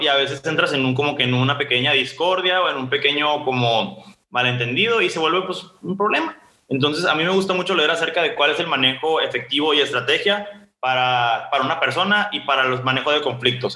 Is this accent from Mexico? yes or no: yes; Ciudad Obregón, Sonora, Mexico; yo soy de Ciudad Obregón